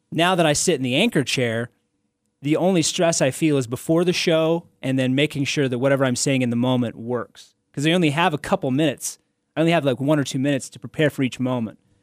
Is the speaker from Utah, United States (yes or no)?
yes; Salt Lake City, Utah, United States; this is where I'm from. This is my hometown